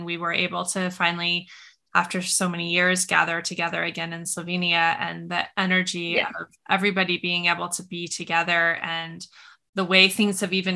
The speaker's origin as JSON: {"language": "English", "region": "Montana", "country": "United States", "tie": "born or raised there", "said": "where I grew up in Montana"}